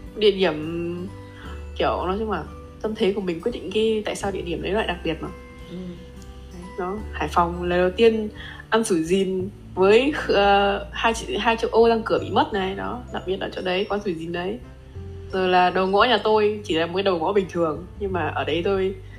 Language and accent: Vietnamese; Haiphong, Vietnam; now in Japan; quê hương của mình